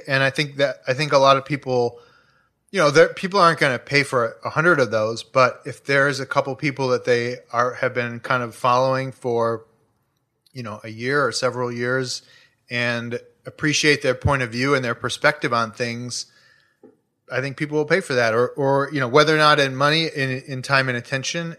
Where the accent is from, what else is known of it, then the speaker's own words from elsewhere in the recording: Chicago, Illinois, United States; now in Los Angeles, United States; I grew up in Chicago, like, two blocks from a twenty-four hour C